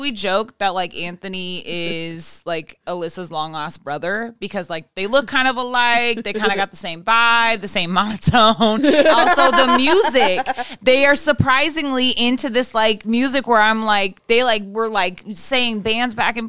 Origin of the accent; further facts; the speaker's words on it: Ireland; as an Irish woman.